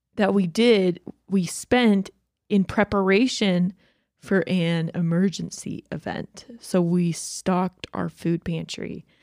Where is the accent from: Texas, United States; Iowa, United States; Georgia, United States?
Georgia, United States; moved away; I grew up in Georgia where we had, like, ice storms all the time